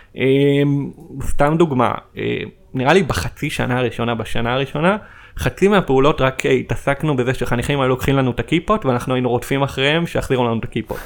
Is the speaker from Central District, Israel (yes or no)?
yes; Petah Tikva, Central District, Israel; במקור אני מפתח תקווה, בשכונת כפר גנים